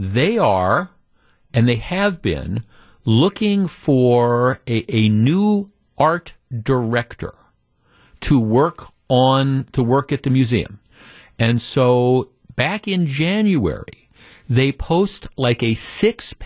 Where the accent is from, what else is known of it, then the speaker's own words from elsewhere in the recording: Wisconsin, United States; we're from Wisconsin